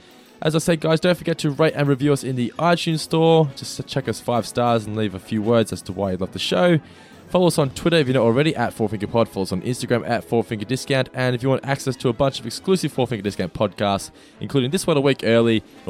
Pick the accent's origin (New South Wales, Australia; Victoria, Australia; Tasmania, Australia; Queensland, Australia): Victoria, Australia; Norlane; Oh, mate, I grew up in Norlane, so.